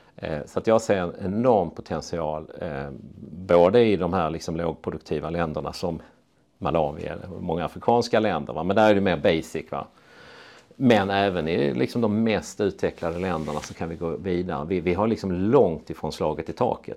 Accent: Torna-Hällestad, Skåne, Sweden; moved away; also born or lived in Östra Ramlösa, Helsingborg / Uppsala; jag växte upp eh, utanför Lund i Torna-Hällestad

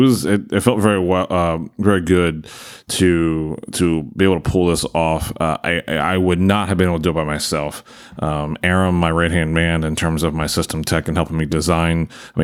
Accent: Maryland, United States; I'm not originally an Eagles fan. I'm originally from Maryland, so I'm a Ravens fan.

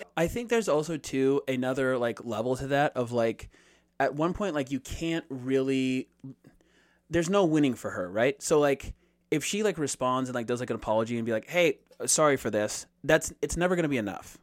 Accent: United States

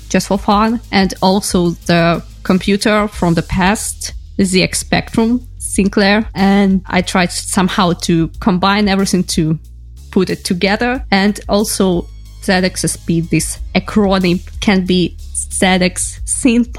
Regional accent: Ukraine; I am from Ukraine

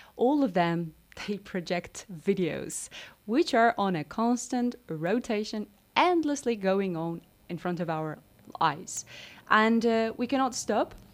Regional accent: Moldova; I'm from Moldova

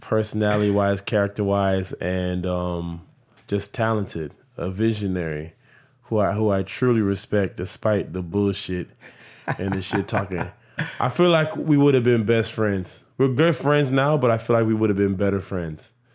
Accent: Miami, Florida, United States; also born or lived in Broward County, Florida; my high school life, elementary to high school is it was a blessing. Like, that foundation of Southwest Miami

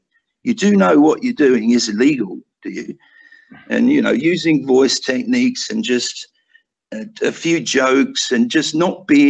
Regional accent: United Kingdom; moved away; me being a Brit

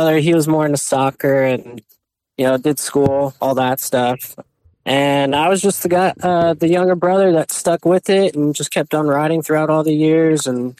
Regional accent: San Antonio, Texas, United States; I'm from San Antonio, Texas.

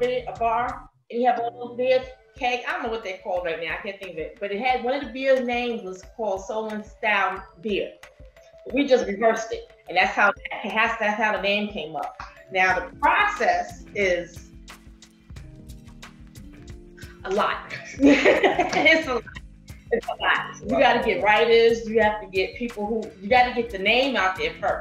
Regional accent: New York City, New York, United States; Born and raised in Queens.

